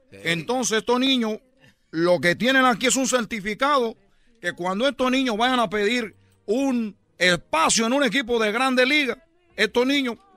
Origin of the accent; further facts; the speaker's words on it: Cuba; now in Mexico; para los que me escuchan por primera vez, yo soy de Cuba. Yo deserté de Cuba y yo lo que me dedico es a embarazar mujeres mexicanas